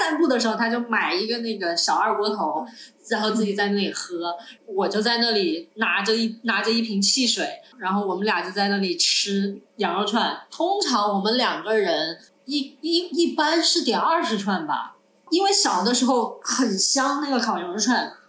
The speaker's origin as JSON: {"language": "Chinese", "region": "South China", "country": "China", "tie": "born or raised there", "said": "我是在南方长大的北方人，我现在已经是南方人了，我的习惯是 A A。"}